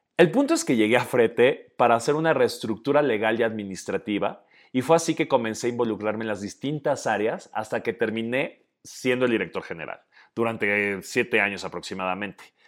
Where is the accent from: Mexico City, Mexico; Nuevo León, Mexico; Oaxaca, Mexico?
Oaxaca, Mexico; also born or lived in Guadalajara; un oaxaqueño de 39 años